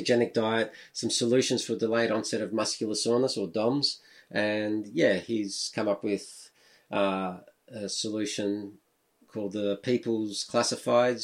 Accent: Melbourne, Victoria, Australia; growing up in Melbourne

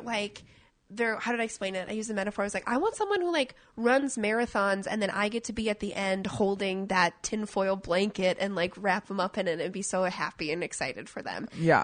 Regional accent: Minneapolis, Minnesota, United States; now in Portland, United States; I grew up in Minneapolis

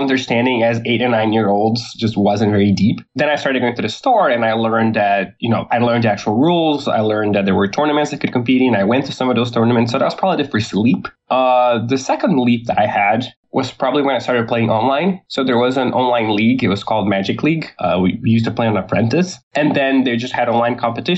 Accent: Porto Alegre, Rio Grande do Sul, Brazil; I grew up in Porto Alegre, which is the same place I live

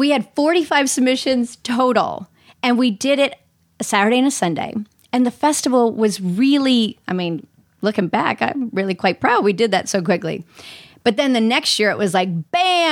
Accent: Orlando, Florida, United States; now in Los Angeles, United States; I'm from Orlando

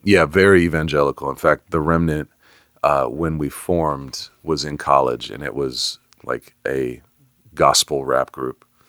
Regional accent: Bay Area, California, United States; now in Atlanta, United States; I grew up in the Bay Area

